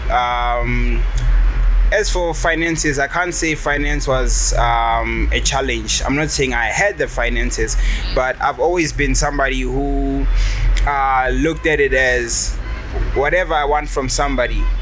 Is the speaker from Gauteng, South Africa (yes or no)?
yes; Pretoria, Gauteng, South Africa; I've been. Uh, I grew up in Pretoria.